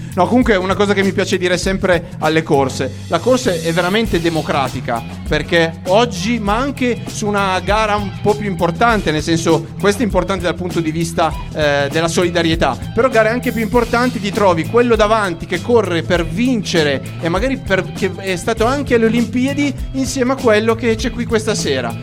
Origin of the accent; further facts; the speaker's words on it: Monferrato, Piedmont, Italy; dalle mie parti di 15 km in mezzo alle mie colline, quindi insomma è casa